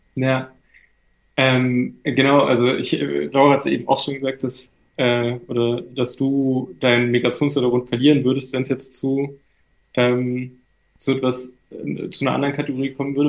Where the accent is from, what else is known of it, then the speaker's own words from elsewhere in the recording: Germany; ich bin ein türkischer Junge, aber ich bin in Deutschland aufgewachsen und hier geboren